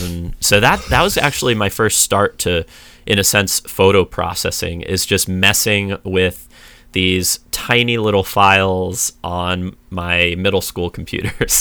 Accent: San Diego, California, United States; I grew up in a suburb in San Diego

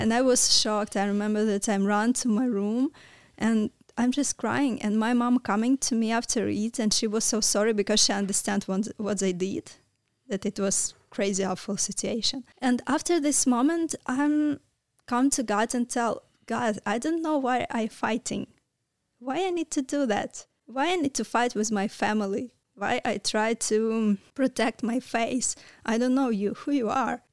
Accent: Kalyta, Kyiv Oblast, Ukraine; English is a second language; moved away as an adult; now in Romania; I was born near the Kiev. It's small town. Uh, name of this town, it's Kalita

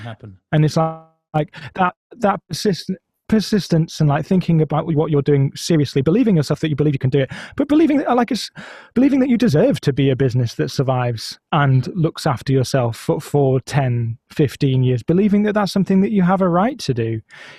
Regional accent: Blackburn, North West England, United Kingdom; Oh, I'm from Blackburn. Oh, it's shit, isn't it? Yeah, it's a bit shit.

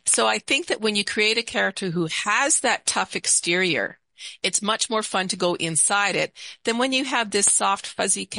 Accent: Canada; also born or lived in Seattle area; now in Seattle, United States; I'm Canadian

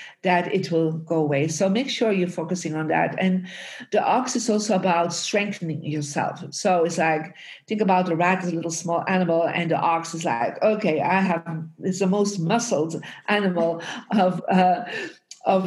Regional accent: Belgium; now in United States; I was born in Belgium and I moved out of Belgium and moved to America and lived in different countries.

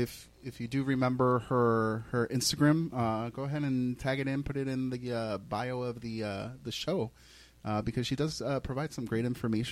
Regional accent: Massapequa, New York, United States

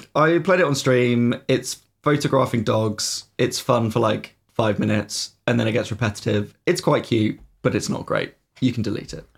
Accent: United Kingdom; we are horribly British

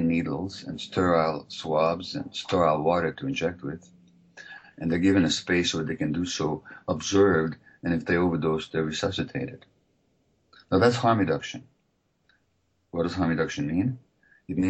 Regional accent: Hungary; moved away; I'm from originally from Hungary

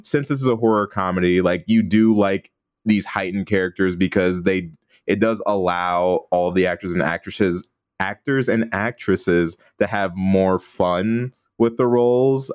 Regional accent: Midwest, United States; now in Los Angeles, United States; as a Midwesterner

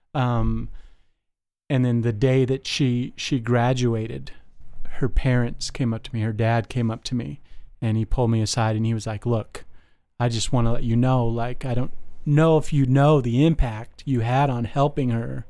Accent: Las Vegas, Nevada, United States; moved away; I grew up in Las Vegas

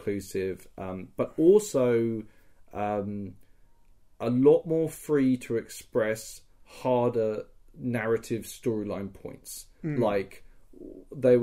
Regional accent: United Kingdom; I'm British

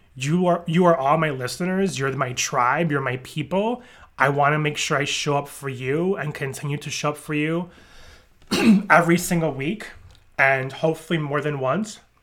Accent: New York, United States; I grew up in New York

